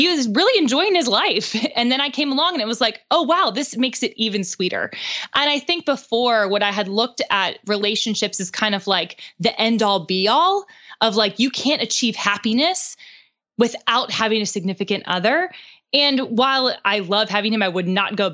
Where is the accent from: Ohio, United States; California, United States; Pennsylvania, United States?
Pennsylvania, United States; Pittsburgh; born or raised there; now in Nashville, United States